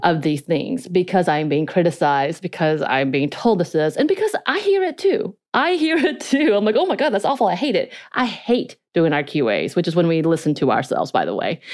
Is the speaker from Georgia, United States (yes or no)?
yes; North Georgia, United States; accent: North Georgia mountain accent; Korean accent; first language Korean; English is a second language; I spoke Korean till I was eight years old, miscommunicated with my family 'cause they could not speak Korean. I then had an a North Georgia mountain accent on top of my Korean accent